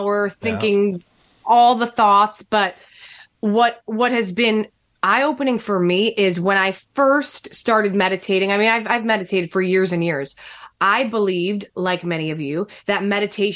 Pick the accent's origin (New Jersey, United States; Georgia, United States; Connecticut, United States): New Jersey, United States; born or raised there